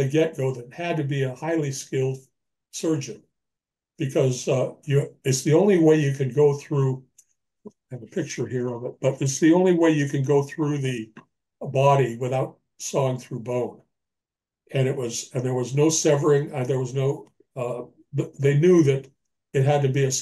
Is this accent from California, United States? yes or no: yes; Los Angeles, California, United States; moved away as an adult; now in Birch Bay, United States; I've just recently moved from Los Angeles, my hometown, up to Birch Bay, Washington